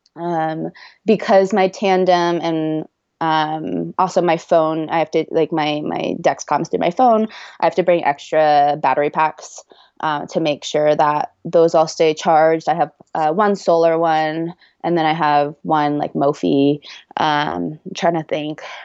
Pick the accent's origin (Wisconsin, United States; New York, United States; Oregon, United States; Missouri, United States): Oregon, United States; moved away as an adult; also born or lived in Boston; now in Cedar City, United States; back home to Oregon